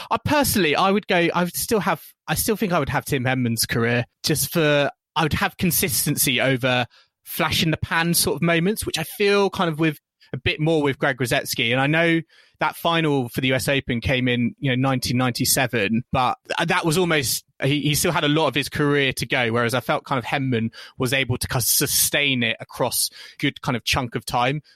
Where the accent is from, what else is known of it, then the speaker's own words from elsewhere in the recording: United Kingdom; as British fans